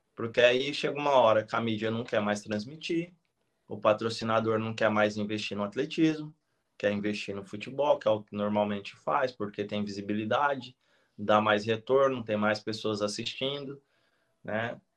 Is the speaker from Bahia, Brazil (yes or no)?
no; Penápolis, São Paulo, Brazil; moved away as an adult; minha terra natal, que é Penápolis, interior de São Paulo, fica 500 quilômetros de São Paulo, onde eu fui criado e saí daqui muito tarde, né? Eu saí daqui com 27 anos.